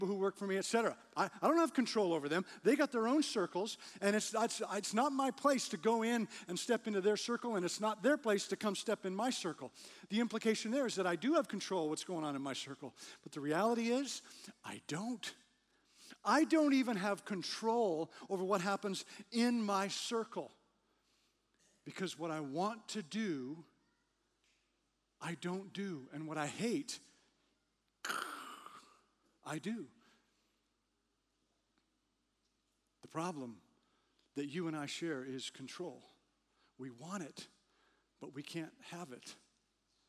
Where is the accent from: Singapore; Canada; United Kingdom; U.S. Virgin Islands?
Canada; moved away; I grew up in Canada, spent a lot of time trying to drive on ice